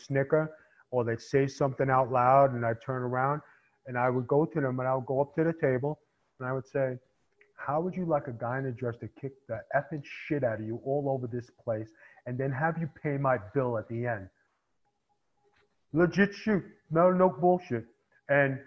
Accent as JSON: {"language": "English", "town": "New York City", "region": "New York", "country": "United States", "said": "I came from Staten Island. And, you know, in Staten Island, I had to make my bones"}